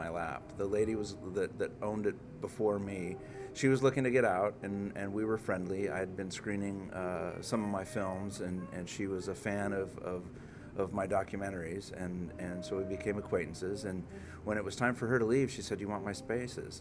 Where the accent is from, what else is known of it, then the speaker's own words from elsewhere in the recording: Los Angeles, California, United States; moved away as an adult; also born or lived in New York City; now in Oklahoma City, United States; I'm originally from Los Angeles, and for me it's kind of fun because my uncle worked for Paramount Pictures in Hollywood. I grew up looking at the Hollywood sign